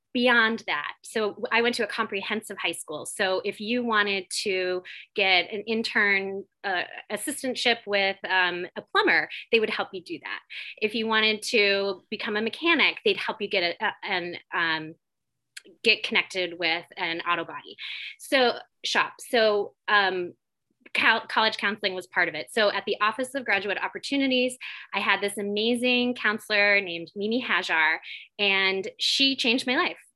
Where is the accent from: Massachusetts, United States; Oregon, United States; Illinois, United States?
Massachusetts, United States; Attleboro; also born or lived in Syracuse / Miami; fifth grade in my hometown is in middle school